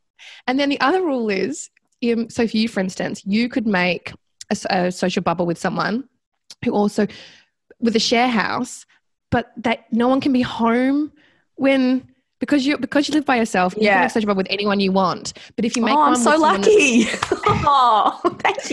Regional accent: Sydney, New South Wales, Australia; now in Melbourne, Australia; I'm from Sydney

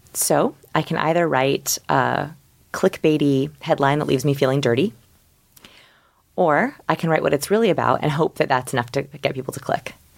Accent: Portland, Oregon, United States; I'm from Portland, Oregon. Quiet little beautiful green Portland, Oregon.

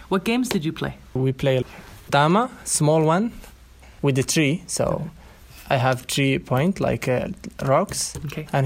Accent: Morocco; born or raised there; accent: Bedouin Arabic; first language Arabic; English is a second language

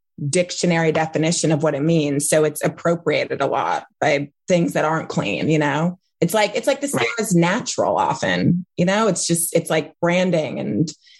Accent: New York City, New York, United States; I grew up in Manhattan on the Upper West Side

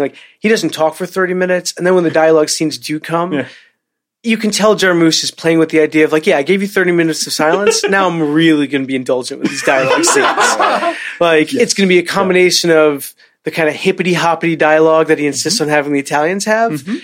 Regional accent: New York, United States; as a New Yorker

